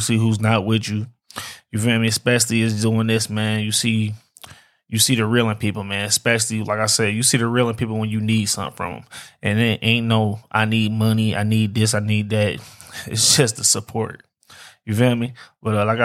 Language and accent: English; Detroit, Michigan, United States; I'm from Detroit, man, born and raised.